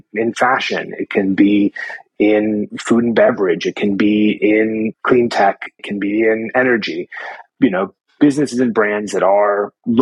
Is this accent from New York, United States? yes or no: yes; New York City, New York, United States; moved away as an adult; also born or lived in Portland, Oregon; now in Australia; I was born and raised in Manhattan, actually, in the heart of New York City.